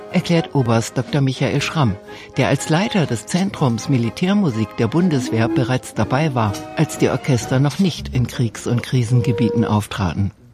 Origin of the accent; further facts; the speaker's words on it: between Stuttgart and Ulm, Baden-Württemberg, Germany; komme aus der Mitte zwischen Stuttgart und Ulm